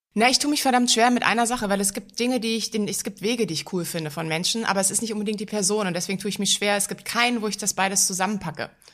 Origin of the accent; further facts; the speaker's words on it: Berlin, Germany; In Berlin. Ich bin eine gebürtige Berlinerin